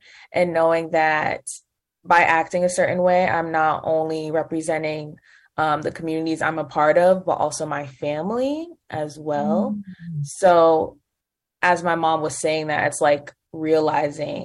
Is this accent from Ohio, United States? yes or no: no; Connecticut, United States; we grew up in Connecticut